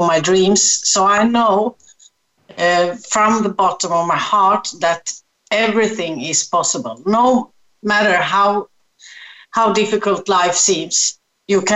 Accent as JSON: {"language": "English", "country": "Sweden", "tie": "born or raised there", "moved": "yes", "lives_now": "Gran Canaria, Spain", "said": "I'm born in Sweden, so that's my strong connection to Sweden"}